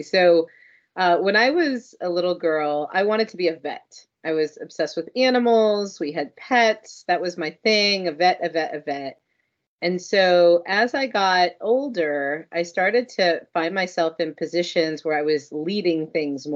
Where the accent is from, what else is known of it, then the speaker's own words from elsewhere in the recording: North Miami Beach, Florida, United States; I grew up in North Miami Beach